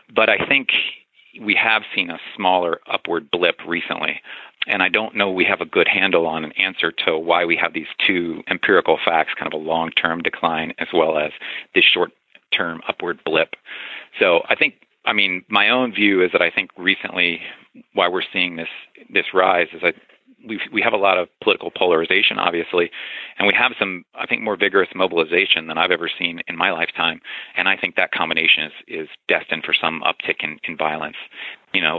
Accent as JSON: {"language": "English", "region": "the South", "country": "United States", "tie": "born or raised there", "said": "I grew up in the South"}